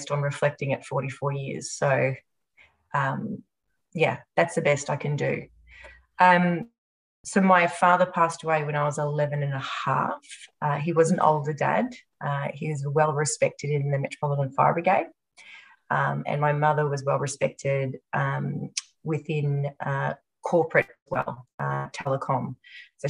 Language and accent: English; Australia; also born or lived in Japan